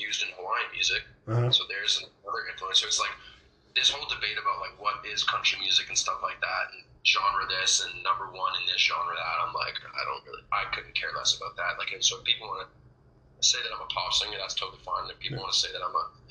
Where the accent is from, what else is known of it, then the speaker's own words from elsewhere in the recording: Toronto, Ontario, Canada; I grew up in Toronto.